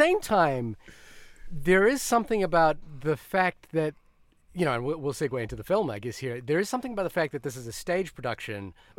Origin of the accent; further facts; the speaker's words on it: Fiji; also born or lived in New Zealand; I'm from New Zealand and then originally from Fiji.